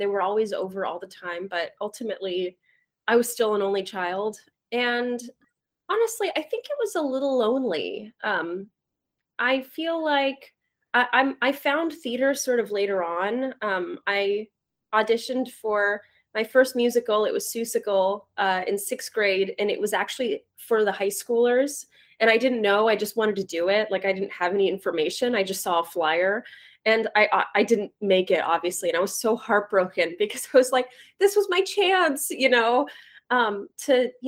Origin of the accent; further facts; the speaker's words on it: Turlock, California, United States; I am from a small town in the Central Valley of California called Turlock, California.